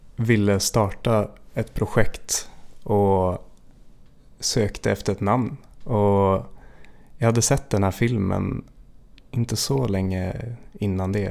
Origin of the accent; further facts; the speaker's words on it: Jämtland, Sweden; moved away; jag är uppväxt i, i Jämtland